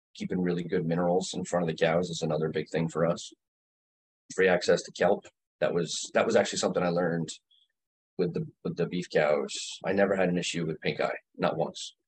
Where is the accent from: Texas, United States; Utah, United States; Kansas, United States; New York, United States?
New York, United States; Greene County; I grew up in Greene County.